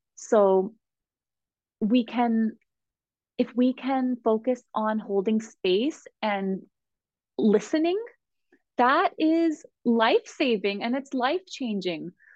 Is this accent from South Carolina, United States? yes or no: no; Southern California, United States; I grew up in Southern California as a highly sensitive little girl